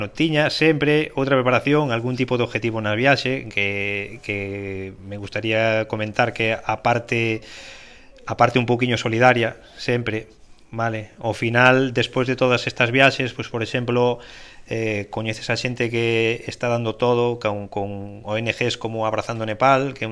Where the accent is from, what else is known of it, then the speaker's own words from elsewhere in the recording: Galicia, Spain; nacín en Galicia